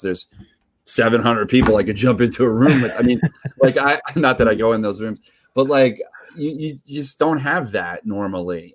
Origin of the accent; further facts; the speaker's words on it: New York, United States; also born or lived in Redondo Beach; I'm from New York.